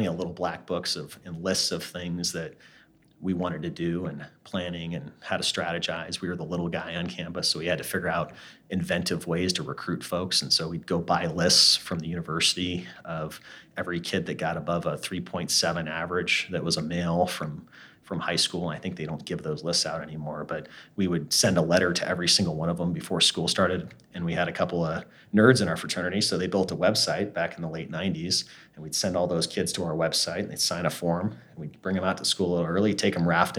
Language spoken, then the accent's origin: English; Alaska, United States; I grew up in Alaska.